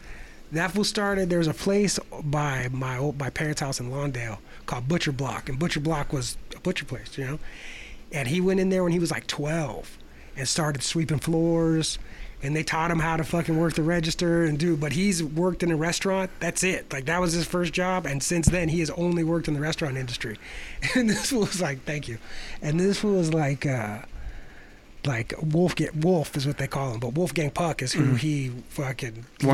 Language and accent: English; Chile; I'm from Chile.